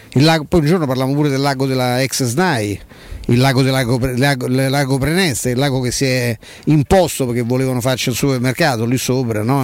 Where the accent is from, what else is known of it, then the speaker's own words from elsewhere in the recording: Rome, Lazio, Italy; ci so cresciuto all'Euro, perché andavo a scuola dai Santi Padri Gesuiti